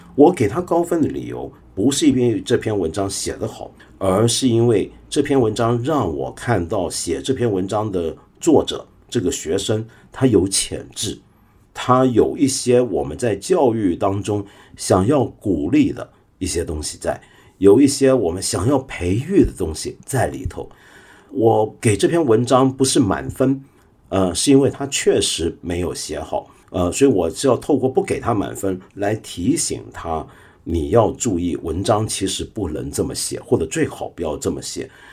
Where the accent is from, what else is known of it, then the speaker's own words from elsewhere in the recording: China; 我们中国人